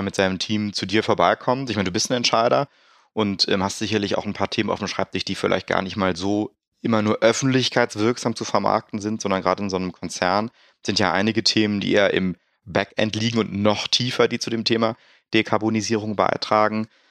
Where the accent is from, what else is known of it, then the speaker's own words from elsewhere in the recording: Rhineland, Germany; der Uli und ich als Rheinländer